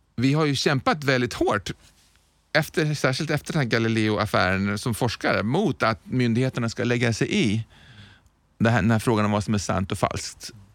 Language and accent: Swedish; Sweden; Jag är ju en svensk.